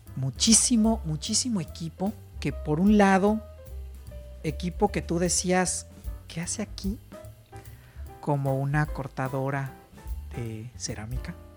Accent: Mexico; como buen mexicano

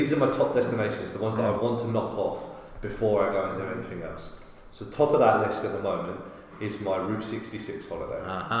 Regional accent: United Kingdom; accent: British

